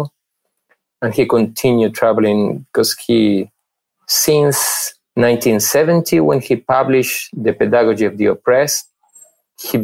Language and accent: English; Argentina; moved away as an adult; also born or lived in Mexico / Paris, France / Vancouver, Canada / Brasília, Brazil; now in Rio de Janeiro, Brazil; I was born in Argentina. There I studied philosophy